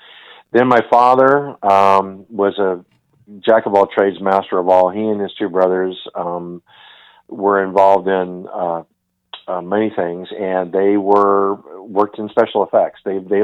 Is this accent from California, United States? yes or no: yes; Palo Alto, California, United States; moved away as an adult; also born or lived in Escondido, California / Ramona, California / Pacific Palisades, California / Pasadena, California; now in Florida, United States; I grew up in Palo Alto, graduated from high school